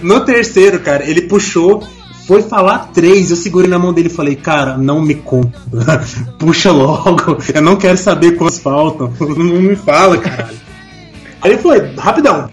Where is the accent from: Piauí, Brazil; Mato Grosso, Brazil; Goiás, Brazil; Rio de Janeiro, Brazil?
Goiás, Brazil; Goiânia; moved away; A gente cresceu junto lá em Goiânia